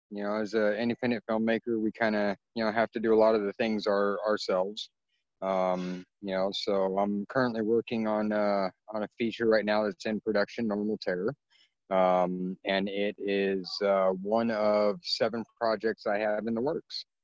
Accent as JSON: {"language": "English", "region": "California", "country": "United States", "tie": "born there", "said": "you know, in 1977, when I was born, um, you know, I'm I'm half Filipino, um, and my biological father's race on my birth certificate is listed as yellow number six um, because California back in the you know in the, the mid 70s"}